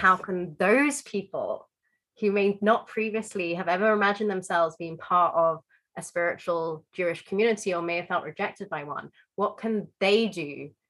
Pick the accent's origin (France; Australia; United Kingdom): United Kingdom; London; I grew up in London